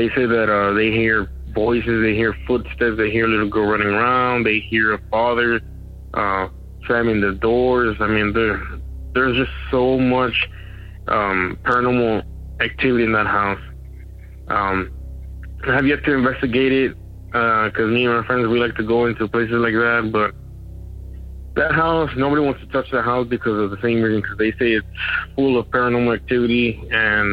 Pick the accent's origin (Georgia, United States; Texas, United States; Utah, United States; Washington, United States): Texas, United States; Eagle Pass; I'm from the Eagle Pass area, Eagle Pass, Texas